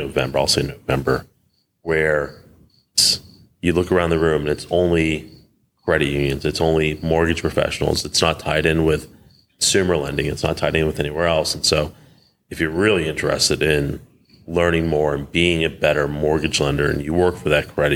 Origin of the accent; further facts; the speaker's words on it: Maryland, United States; the great state of Maryland, my home state.